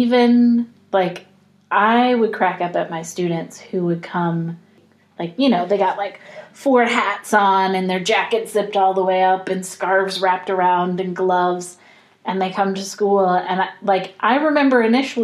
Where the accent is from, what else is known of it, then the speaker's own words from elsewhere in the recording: Florida, United States; I grew up in the South, where it's humid mm-hmm. all the time. Like, I grew up in Florida, mostly